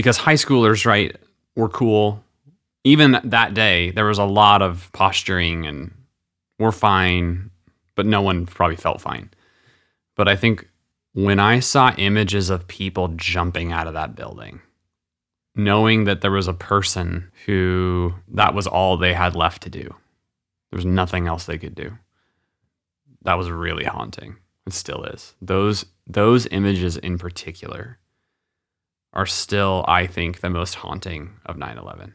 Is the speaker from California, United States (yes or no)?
yes; California, United States; I grew up in California, so I'm on the West Coast